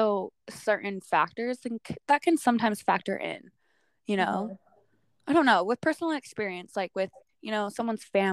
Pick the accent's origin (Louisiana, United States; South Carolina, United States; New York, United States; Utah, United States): Utah, United States; where I grew up in Utah